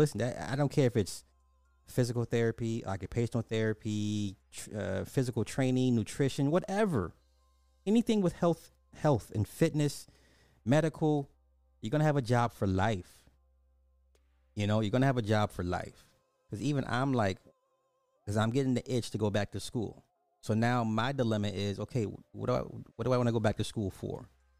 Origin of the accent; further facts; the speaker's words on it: Alabama, United States; Growing up in Alabama and all my life, I've always had black doctors.